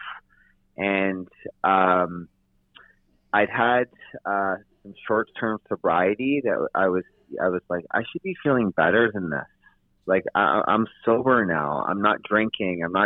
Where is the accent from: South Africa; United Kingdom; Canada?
Canada; North Vancouver, British Columbia; I was born in North Vancouver, but I did live in Toronto for about close to 4 months after the ride.